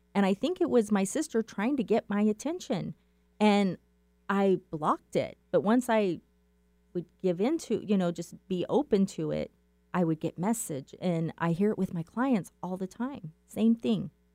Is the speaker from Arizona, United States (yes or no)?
yes; Safford, Arizona, United States; I am from Safford, Arizona, and that is about three hours east of Phoenix